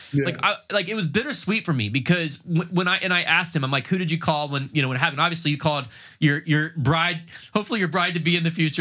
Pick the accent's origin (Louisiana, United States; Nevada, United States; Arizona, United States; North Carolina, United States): North Carolina, United States; now in Tampa, United States; I'm originally from North Carolina, went to school at up at, at uh, Appalachian State up in the mountains